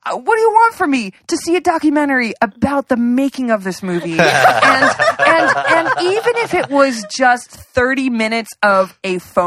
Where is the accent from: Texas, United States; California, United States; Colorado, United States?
California, United States; the Valley; I grew up in the Valley